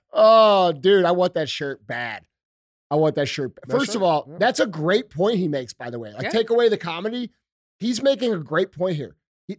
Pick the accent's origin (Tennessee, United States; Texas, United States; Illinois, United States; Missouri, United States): Missouri, United States; St. Louis; I'm from St. Louis, okay? We have a very large black population here.